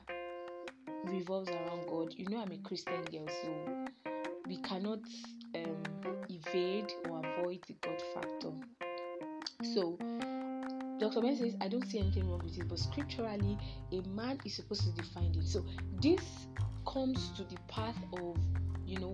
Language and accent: English; Nigeria; as a Nigerian gay, as a Nigerian fine gay or Nigerian woman, lady, girl